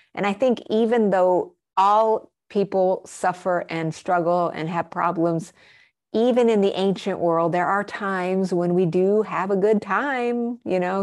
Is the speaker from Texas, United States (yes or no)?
no; Albuquerque, New Mexico, United States; also born or lived in Arizona / Colorado; I grew up in Albuquerque, New Mexico. And I spent a lot of my formative years also in Arizona and Colorado.